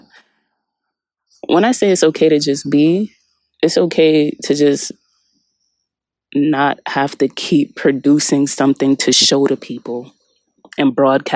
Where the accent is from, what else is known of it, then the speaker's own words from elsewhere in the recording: United States; the American culture I was brought up on